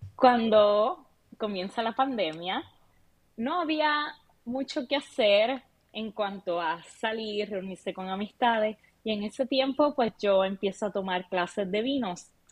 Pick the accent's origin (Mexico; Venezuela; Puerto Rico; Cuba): Puerto Rico; now in Arlington, United States; yo soy una chica de Puerto Rico